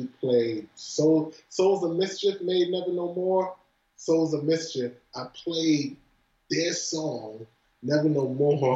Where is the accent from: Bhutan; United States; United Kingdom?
United States; New York City, New York; also born or lived in Flatbush; I'm from Brooklyn.